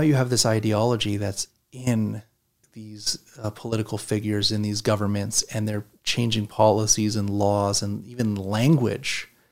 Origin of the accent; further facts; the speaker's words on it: Canada; growing up in Canada, we watched the U S news